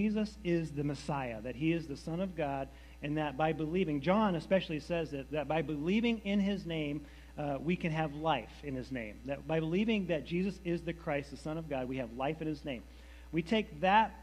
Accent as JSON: {"language": "English", "region": "New Hampshire", "country": "United States", "tie": "born or raised there", "also_born_or_lived": "Massachusetts", "said": "we lived in New Hampshire, but the closest hospital is Massachusetts, so I was born in Massachusetts"}